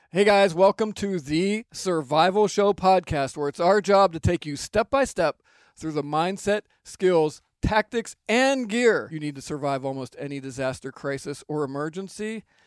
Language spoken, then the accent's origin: English; Pennsylvania, United States; moved away; I moved back to Pennsylvania, which is my home state, and the region that we live